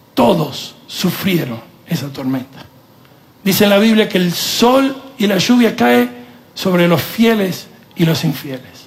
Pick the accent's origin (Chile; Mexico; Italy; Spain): Italy; moved away; yo soy italiano, en la cultura nuestra el machismo es parte de la cultura